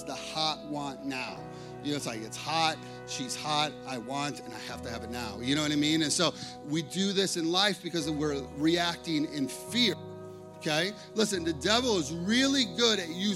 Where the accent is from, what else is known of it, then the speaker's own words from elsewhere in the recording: Chicago, Illinois, United States; I grew up in Chicago